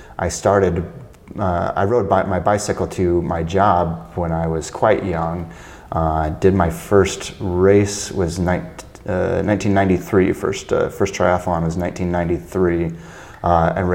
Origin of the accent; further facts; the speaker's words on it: Illinois, United States; near my hometown